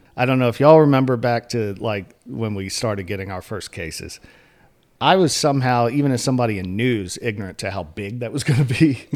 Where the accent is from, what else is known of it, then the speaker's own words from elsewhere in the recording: Elizabeth City, North Carolina, United States; I grew up in Elizabeth City, which is out in northeastern North Carolina.